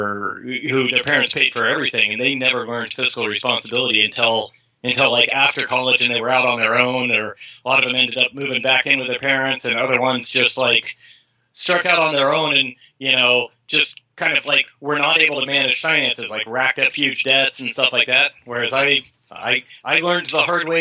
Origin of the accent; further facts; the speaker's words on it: California, United States; I was from California